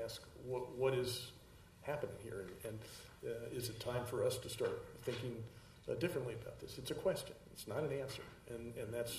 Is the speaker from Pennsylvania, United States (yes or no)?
yes; York County, Pennsylvania, United States; I'm from York County